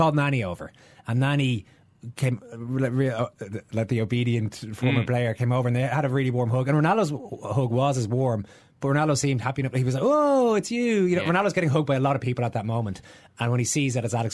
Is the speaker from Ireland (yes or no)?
yes; Ireland; We're a little more buttoned up as Irish people.